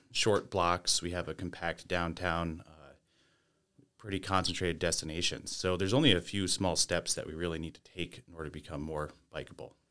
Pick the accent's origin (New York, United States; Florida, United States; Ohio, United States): New York, United States; Lake Placid; also born or lived in Bolton, New York; I grew up in the Adirondacks and Bolton and Lake Placid and, uh, traveled around and came back to the area